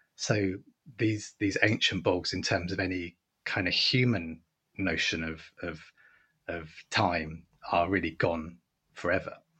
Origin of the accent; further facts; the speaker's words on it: England, United Kingdom; I'm speaking as a, as an English man